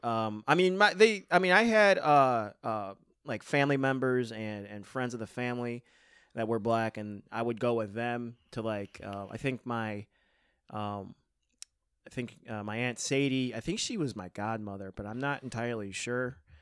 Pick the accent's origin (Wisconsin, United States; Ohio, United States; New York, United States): New York, United States; West Seneca; I grew up in West Seneca